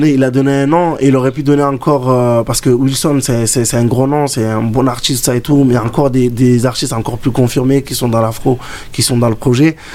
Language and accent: French; Comoros; Malgré que je suis comorien, et c'est de là où j'ai commencé la danse par rapport à l'afro.